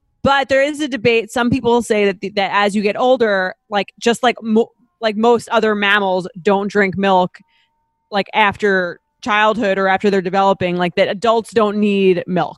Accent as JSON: {"language": "English", "town": "Long Island", "region": "New York", "country": "United States", "said": "I'm like, Mom, we're from Long Island."}